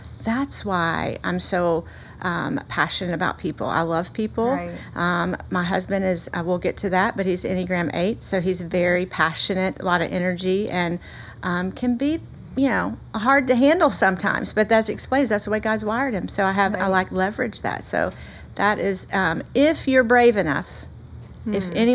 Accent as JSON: {"language": "English", "region": "the South", "country": "United States", "accent": "Southern", "said": "I hope that everyone can hear my Southern accent. I am a girl from the South"}